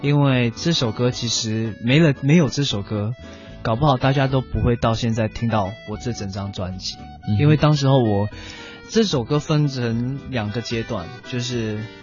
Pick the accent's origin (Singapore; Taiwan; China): Singapore; 我是来自新加坡这么一个小小的岛国